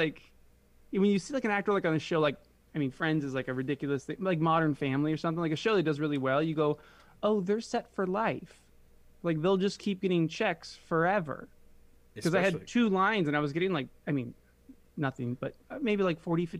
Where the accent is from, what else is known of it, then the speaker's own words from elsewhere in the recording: Cincinnati, Ohio, United States; born there; also born or lived in Detroit / Chicago; now in San Diego, United States; basically I came from Chicago. So I was I was born in Cincinnati. Then we lived in Detroit for a bit, like 7 years, Chicago for like 3 years.